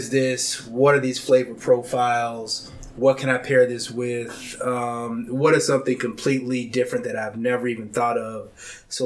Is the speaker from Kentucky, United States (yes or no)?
yes; Kentucky, United States; moved away; also born or lived in Chicago; I'm from Kentucky